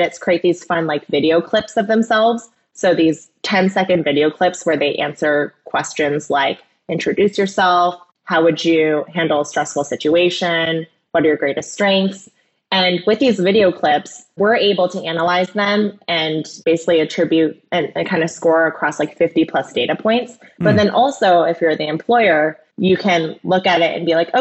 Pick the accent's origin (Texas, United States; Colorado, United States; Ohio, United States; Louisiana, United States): Ohio, United States; I grew up in Ohio.